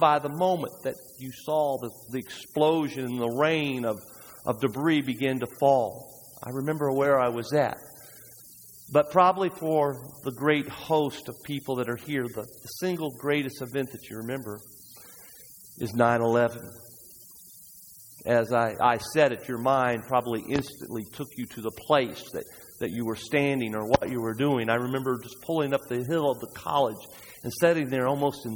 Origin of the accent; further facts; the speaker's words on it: United States; we as Americans